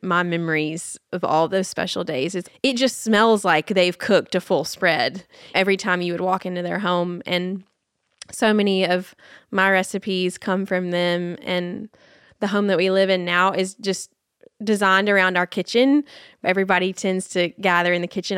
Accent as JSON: {"language": "English", "town": "Nashville", "region": "Tennessee", "country": "United States", "tie": "born or raised there", "said": "I am born and raised fifth generation Nashvilleian"}